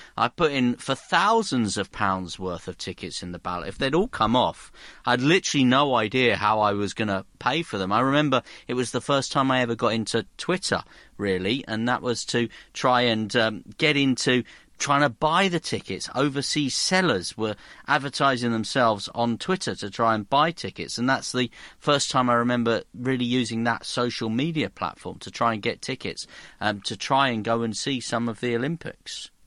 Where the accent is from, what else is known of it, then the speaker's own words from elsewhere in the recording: South Hertfordshire, East of England, United Kingdom; I was born on the edge of London. I was born in South Hertfordshire